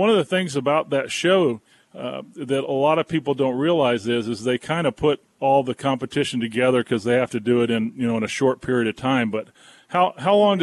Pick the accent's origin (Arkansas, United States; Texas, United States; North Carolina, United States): North Carolina, United States; Wilmington; now in Boone, United States; I'm from Wilmington, which is not too far from there either